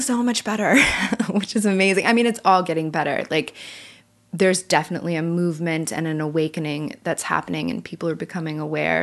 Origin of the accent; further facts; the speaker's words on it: California, United States; now in Nashville, United States; I'm from California